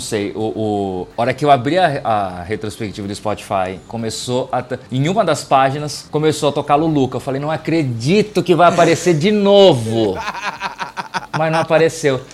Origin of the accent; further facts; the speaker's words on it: Itápolis, São Paulo, Brazil; Nós somos de Itápolis